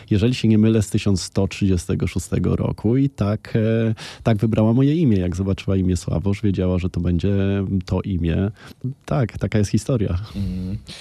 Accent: Łódź, Łódź Voivodeship, Poland; born or raised there

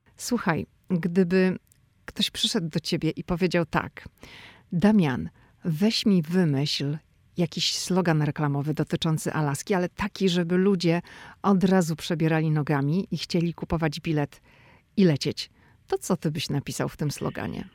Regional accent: Szczecin, West Pomeranian Voivodeship, Poland; moved away as an adult; now in Washington, D.C., United States; dziewczyna ze Szczecina, która wylądowała w Waszyngtonie

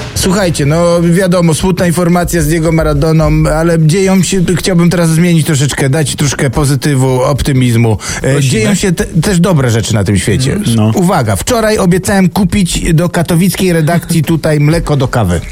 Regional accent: Silesian Voivodeship, Poland; Jak to się godo u nas na Śląsku

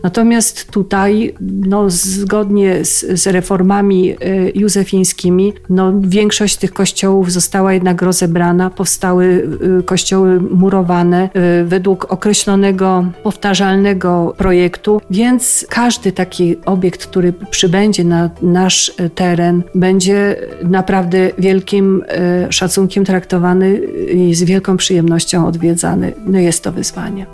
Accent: Żywiec Beskids, Silesian Voivodeship, Poland; u nas w Beskidzie Żywieckim

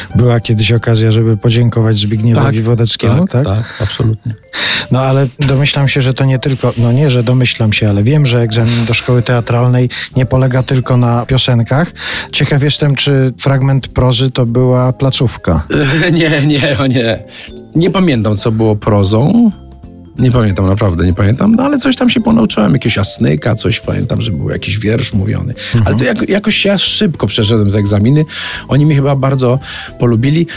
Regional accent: Brzeg Dolny, Lower Silesian Voivodeship, Poland; w brzegu dolnym, małym miasteczku pod Wrocławiem

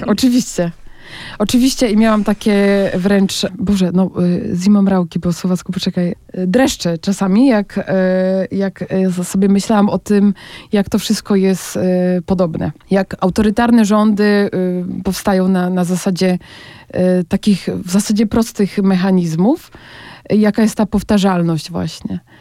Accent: Poland; moved away; dla którego uciekłam z Polski

